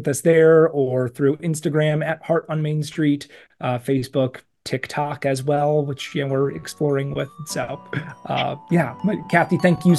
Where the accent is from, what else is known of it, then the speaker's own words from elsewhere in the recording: Cleveland, Ohio, United States; And I grew up in the Cleveland area. There's so many great downtown areas in right around you.